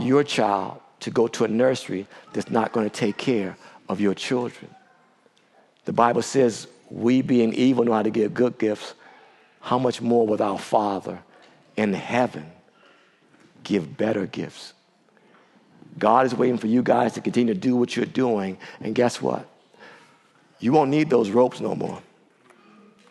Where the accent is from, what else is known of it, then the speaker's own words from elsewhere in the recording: Washington, District of Columbia, United States; the D.C. area, my hometown